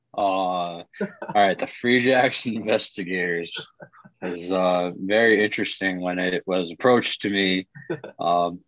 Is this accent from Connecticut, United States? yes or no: yes; Putnam, Connecticut, United States; also born or lived in Western New York; I'm um, from Putnam, Connecticut